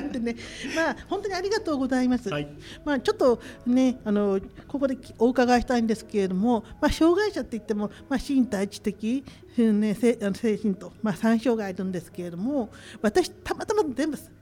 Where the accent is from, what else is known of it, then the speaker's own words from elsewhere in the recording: Machida, Tokyo, Japan; 地元町田で今私は個人的に自宅を開放して